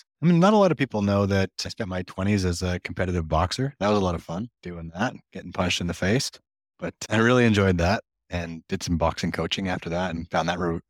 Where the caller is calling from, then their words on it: Kelowna, British Columbia, Canada; we're in Kelowna. So we're that time of year where the clouds set in and hang around until about April. But yeah, Kelowna, BC.